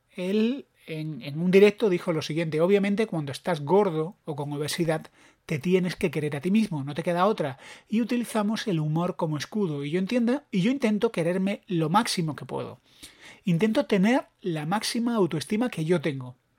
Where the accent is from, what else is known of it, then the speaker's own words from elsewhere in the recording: Granada, Andalusia, Spain; yo soy de Granada